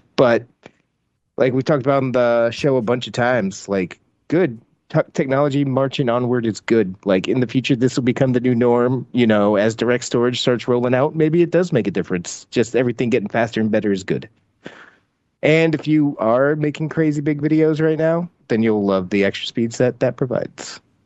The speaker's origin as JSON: {"language": "English", "region": "the South", "country": "United States", "said": "I'm from the South"}